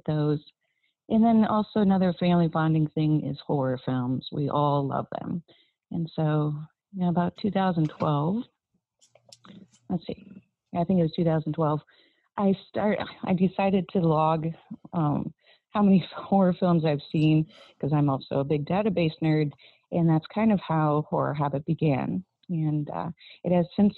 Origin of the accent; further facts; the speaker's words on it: South Dakota, United States; I grew up in South Dakota, a small town that is quite literally hundreds of miles in every direction from a city square.